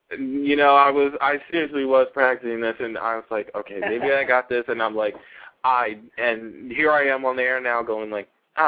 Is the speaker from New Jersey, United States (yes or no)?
yes; New Jersey, United States; I'm in my hometown, New Jersey, right now.